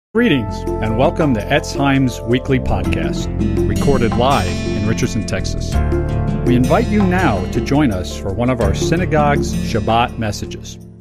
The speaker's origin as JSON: {"language": "English", "country": "South Africa", "tie": "born or raised there", "moved": "yes", "said": "growing up in South Africa"}